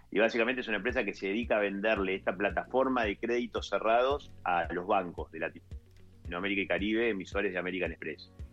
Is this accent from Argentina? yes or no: yes; Colón, Entre Ríos, Argentina; soy entrerriano de, la, costa del río Uruguay, de Colón, Entre Ríos